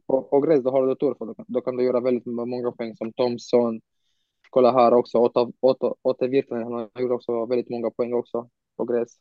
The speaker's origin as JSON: {"language": "Swedish", "country": "Romania", "also_born_or_lived": "Bucharest, Romania / Sweden", "said": "när jag var hemma i Rumänien"}